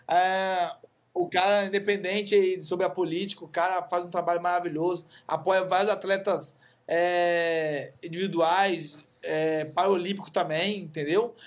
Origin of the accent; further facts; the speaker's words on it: Brazil; eu sou brasileiro